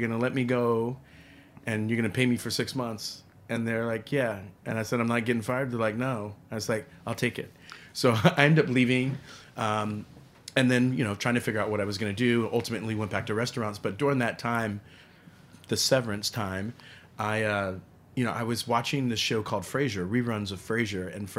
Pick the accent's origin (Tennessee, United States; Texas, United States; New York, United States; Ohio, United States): Texas, United States; San Antonio; also born or lived in Trenton; I was living in San Antonio. My mother, I was born in Trenton, New Jersey. My mom was really, she fell in love with Texas.